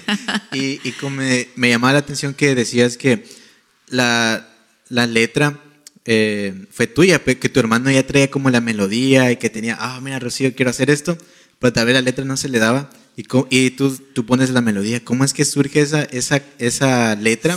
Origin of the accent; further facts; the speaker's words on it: Guatemala; Yo soy de Guatemala